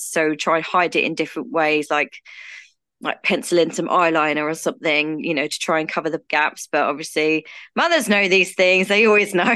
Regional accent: United Kingdom; I'm from the U K, as you can probably tell from my accent

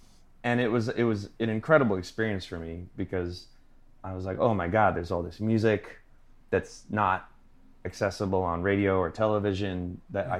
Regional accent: Long Island, New York, United States; I'm from Long Island, New York.

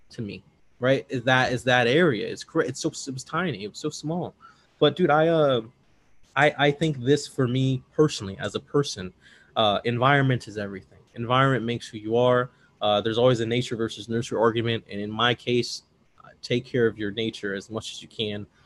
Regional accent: Midwest, United States; I'm from the Midwest, but I'm from the big city Midwest

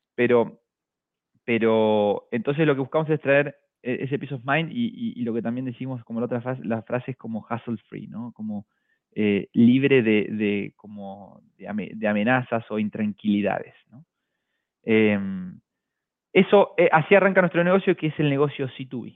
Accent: Argentina; moved away as an adult; also born or lived in Buenos Aires; now in Chile; como todo argentino

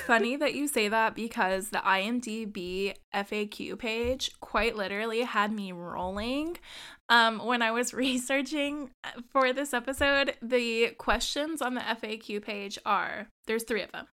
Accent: United States; I'm the American

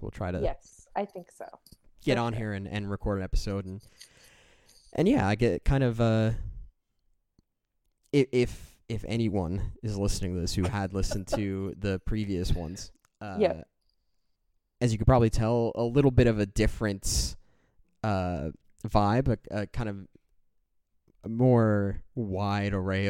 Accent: Canada; being Canadian

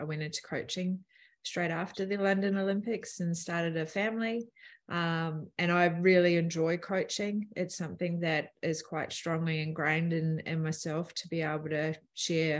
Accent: Palmerston North, Manawatū-Whanganui, New Zealand; I grew up in Palmerston North

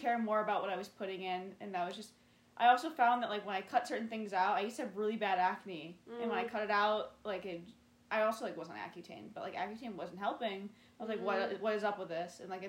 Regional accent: Wheaton, Illinois, United States; this past semester, I lived with my parents. So it's, like, I've had, like, the easy in because I'm from Wheaton.

